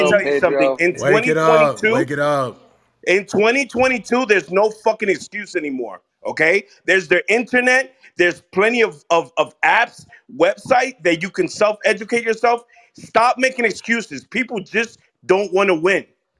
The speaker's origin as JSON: {"language": "English", "region": "New York", "country": "United States", "said": "You know, I'm from New York. You got people living in the Bronx in projects"}